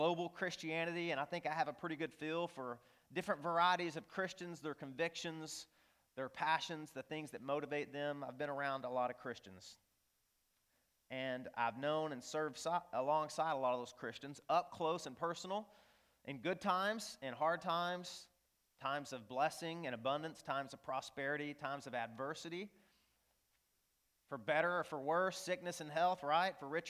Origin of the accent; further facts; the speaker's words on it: northeast Arkansas, United States; I grew up in the Bible Belt, really the buckle of the Bible Belt in northeast Arkansas